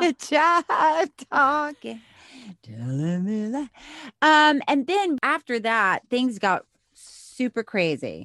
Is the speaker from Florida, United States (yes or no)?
yes; Miami, Florida, United States; I was born in Miami